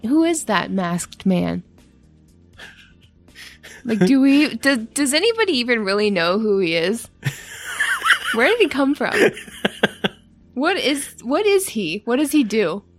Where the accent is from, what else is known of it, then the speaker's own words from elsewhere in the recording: Canada; I'm Canadian.